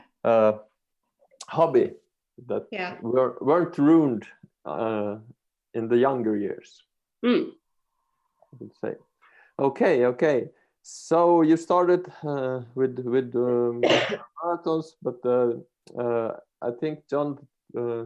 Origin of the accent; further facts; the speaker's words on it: Finland; I'm from Finland